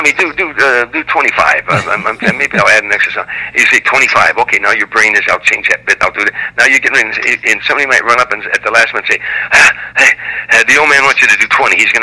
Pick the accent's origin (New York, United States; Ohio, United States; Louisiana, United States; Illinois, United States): Illinois, United States; Harvey; moved away; I was a guy from Harvey, Illinois, and we both grew up on the streets